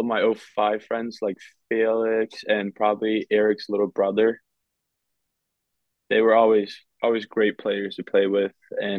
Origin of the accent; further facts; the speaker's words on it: Köping, Västmanland, Sweden; also born or lived in Leksand, Sweden; So we moved from Koping to Leksand when I was 9, and we stayed there till I was 14.